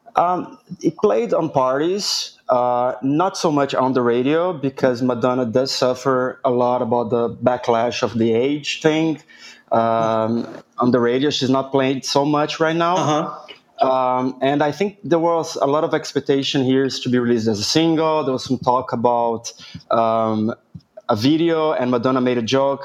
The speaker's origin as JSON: {"language": "English", "region": "São Paulo", "country": "Brazil", "said": "I'm from São Paulo"}